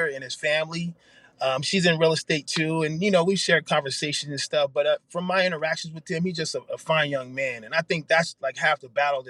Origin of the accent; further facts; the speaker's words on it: San Jose, California, United States; moved away as an adult; now in Arizona, United States; I was from San Jose, California, the Bay Area